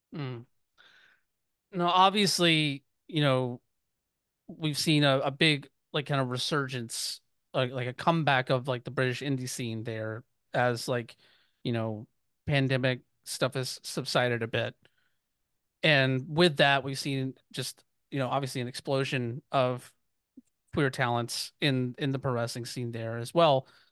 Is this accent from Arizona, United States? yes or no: no; Georgia, United States; I grew up in Georgia